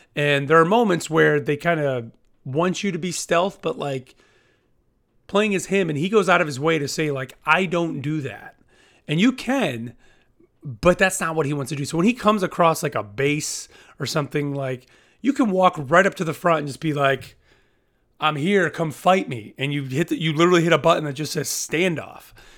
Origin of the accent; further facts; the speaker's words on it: United States; as an American